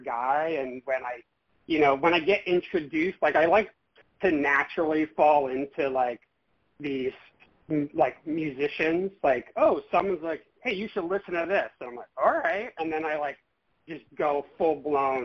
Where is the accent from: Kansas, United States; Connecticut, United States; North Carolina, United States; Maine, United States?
Connecticut, United States; moved away as an adult; also born or lived in California; now in New York, United States; I'm originally from Connecticut, born and raised